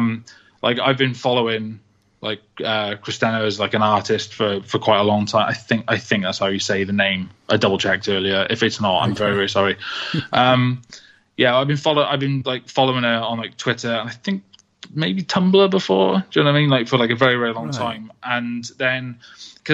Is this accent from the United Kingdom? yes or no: yes; Wales, United Kingdom; also born or lived in Manchester; You know, I am Welsh. Mm-hmm. I have lived in Wales forever. You know, I went to Manchester for a few years and then I came straight back.